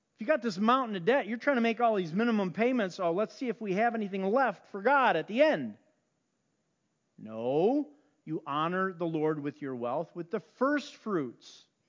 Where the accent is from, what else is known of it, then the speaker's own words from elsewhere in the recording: Chicago, Illinois, United States; I grew up on the South Side